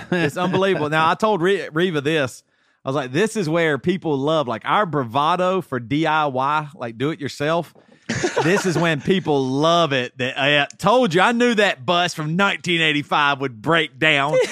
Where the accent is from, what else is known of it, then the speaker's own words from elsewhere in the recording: Greenville, South Carolina, United States; now in Tennessee, United States; I always think of South Carolina's home, and I grew up in Greenville, South Carolina